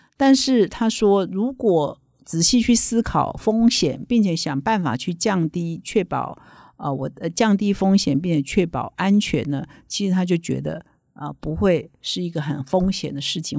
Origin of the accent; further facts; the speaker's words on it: Taiwan; 我们台湾人